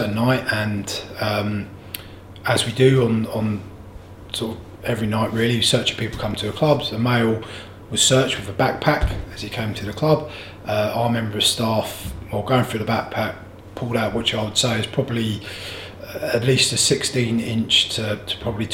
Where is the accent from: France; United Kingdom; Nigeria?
United Kingdom; Canterbury, South East England; growing up in Canterbury, I've always felt safe in my own town.